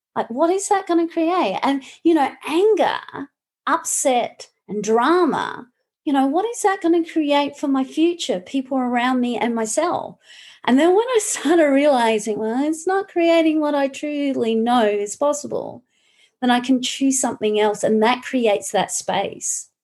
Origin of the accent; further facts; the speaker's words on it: Australia; also born or lived in Malaga, Spain; now in Brisbane, Australia; I'm Australian. so when I do live in um, Australia, I'm in Brisbane.